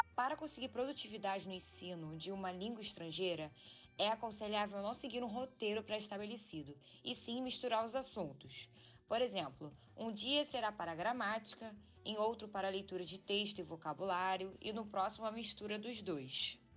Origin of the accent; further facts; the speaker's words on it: Rio de Janeiro, Brazil; moved away as an adult; now in London, United Kingdom; eu sou do Rio de Janeiro e vivo atualmente em Londres